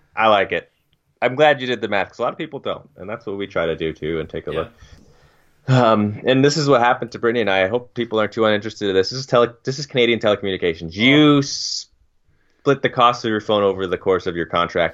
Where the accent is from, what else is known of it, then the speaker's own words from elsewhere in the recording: Turks & Caicos Islands; moved away; when I was growing up in Turks